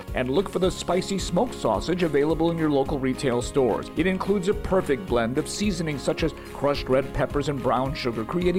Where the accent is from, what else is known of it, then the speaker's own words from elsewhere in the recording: Chicago, Illinois, United States; I grew up in Albany Park, where a bunch of kids would get together on summer evenings.